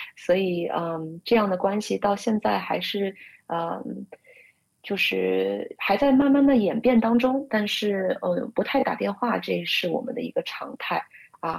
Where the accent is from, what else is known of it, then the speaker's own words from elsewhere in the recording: Shanghai, China; moved away as an adult; now in United States; 我是上海出生长大的独生女